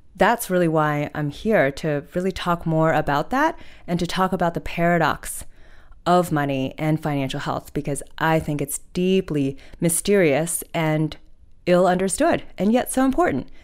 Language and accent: English; Hudson Valley, New York, United States; moved away as an adult; also born or lived in China / Oxford, United Kingdom; now in Australia; I went to middle and high school in the Hudson Valley, so which is about ninety minutes north of New York City